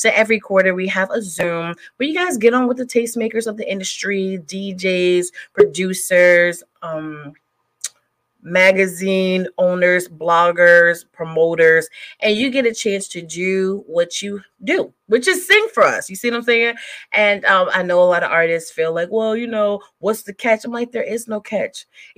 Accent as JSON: {"language": "English", "town": "Bel Air", "region": "Maryland", "country": "United States", "said": "I'm from Bel Air. Okay. I love Cali. I'll come in. No, Maryland."}